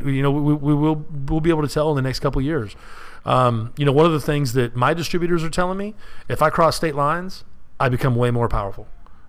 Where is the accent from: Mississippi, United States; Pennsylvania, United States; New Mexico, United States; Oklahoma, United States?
Oklahoma, United States; Edmond; moved away; I grew up in Edmond, right outside Oklahoma City.